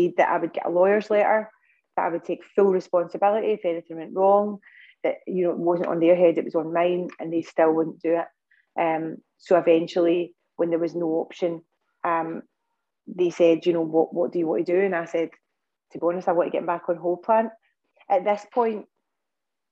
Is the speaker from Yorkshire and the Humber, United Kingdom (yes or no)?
no; Scotland, United Kingdom; I'm from Scotland